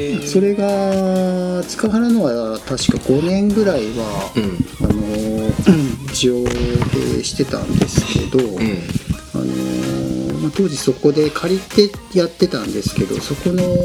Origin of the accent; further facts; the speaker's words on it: Oita, Japan; now in Yufuin, Japan; 僕大分市出身なんですけど